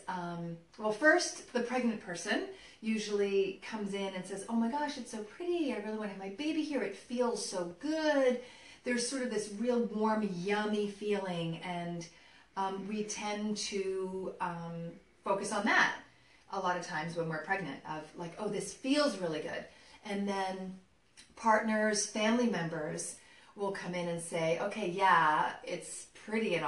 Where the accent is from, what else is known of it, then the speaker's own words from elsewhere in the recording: New York, United States; as a native New Yorker, New York is my hometown